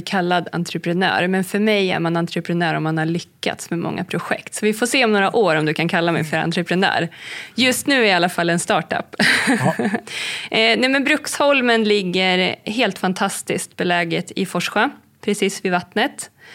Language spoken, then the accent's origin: Swedish; Heden, Södermanland, Sweden; Det är där jag är uppvuxen, vid Heden.